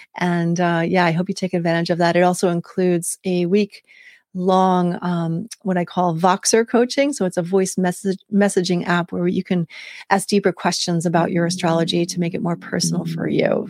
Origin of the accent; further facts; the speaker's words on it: United States; also born or lived in West Africa; as a Westerner, as an American.